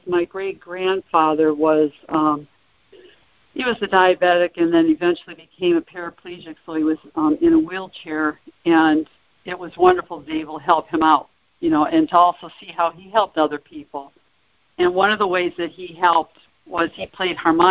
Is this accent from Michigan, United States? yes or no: yes; Detroit, Michigan, United States; I'm originally from the Detroit area